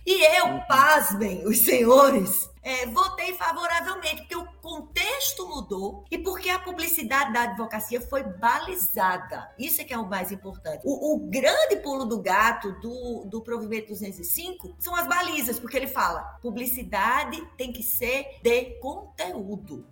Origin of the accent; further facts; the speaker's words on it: Campina Grande, Paraíba, Brazil; also born or lived in Belo Horizonte; aqui na Paraíba, especialmente em Campina Grande, que é, que é onde eu nasci, é a minha terra